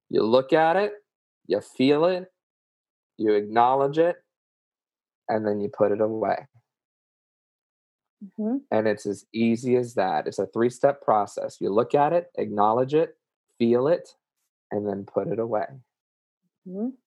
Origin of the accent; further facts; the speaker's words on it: the South, United States; accent: southern; it's not easy, y'all, and that's my southern accent coming out, y'all.